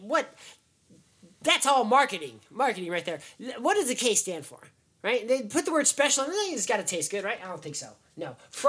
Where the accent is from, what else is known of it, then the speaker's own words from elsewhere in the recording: Las Vegas, Nevada, United States; I'm from Vegas